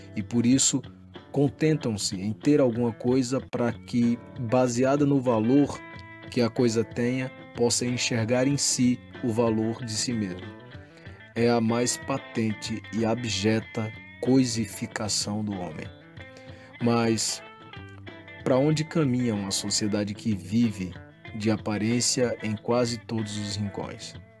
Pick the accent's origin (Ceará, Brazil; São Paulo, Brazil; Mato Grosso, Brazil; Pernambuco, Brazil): Pernambuco, Brazil; Panelas; Como panelense nato